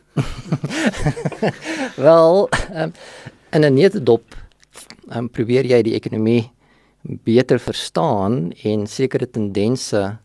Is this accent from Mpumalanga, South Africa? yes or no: no; Vanderbijlpark, Gauteng, South Africa; also born or lived in Sasolburg, Free State; ek is in Sasselburg gebore. Ehm um, en het daar vir 'n rukkie skool gegaan en toe trek ons net oor kant die Varevier na van Nabel toe. En daar het ek my laerskool loopbaan voltooi, hoërskool loopbaan voltooi